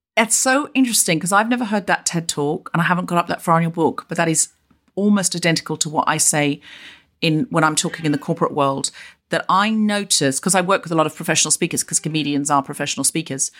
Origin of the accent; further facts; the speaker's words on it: Australia; now in London, United Kingdom; I was raised in Australia